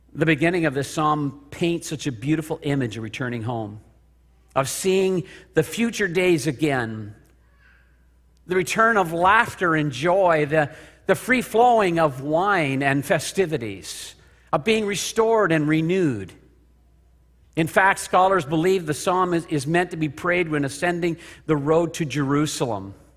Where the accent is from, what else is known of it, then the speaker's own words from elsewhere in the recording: Kingston, Ontario, Canada; also born or lived in Spring Arbor, Michigan; I'm driving down the four oh one to my hometown in Kingston